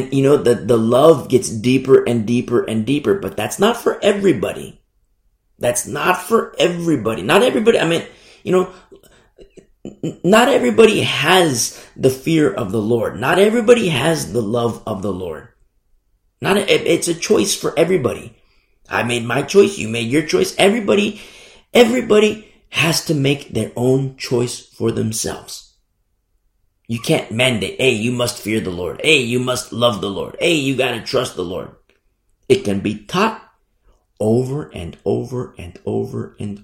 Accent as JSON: {"language": "English", "country": "United States", "said": "Now, I teach from America. I'm American. And I love this country."}